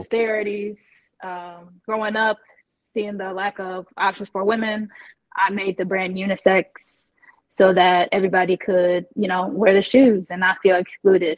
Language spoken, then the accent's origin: English; Indiana, United States; moved away as an adult; also born or lived in Texas / Jacksonville / Chicago; I'm originally from Indiana. So, I grew up playing basketball as a tomboy